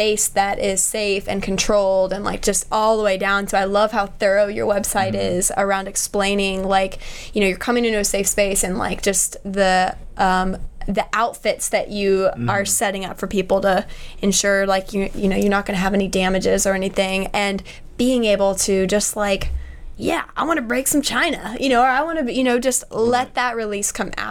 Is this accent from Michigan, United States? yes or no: no; Austin, Texas, United States; moved away; I'm from Austin, Texas originally, and every time I go back there